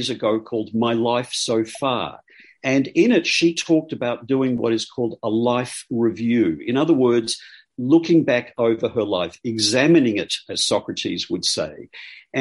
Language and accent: English; Australia; I'm Australian